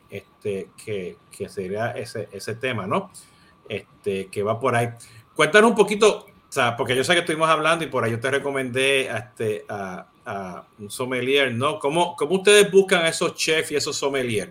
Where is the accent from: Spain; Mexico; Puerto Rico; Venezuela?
Puerto Rico; now in Miami, United States; siendo puertorriqueño y, y asirio dominicano